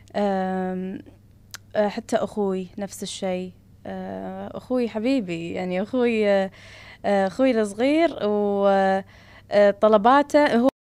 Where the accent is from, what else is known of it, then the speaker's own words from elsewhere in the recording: Kuwait; عندنا بالكويت